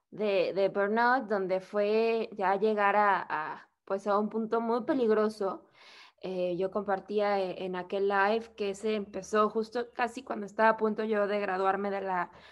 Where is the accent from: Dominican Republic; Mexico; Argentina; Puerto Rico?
Mexico; also born or lived in Querétaro; mexicana, eh, vivo en una ciudad que se llama Querétaro, en el centro, en el centro de México.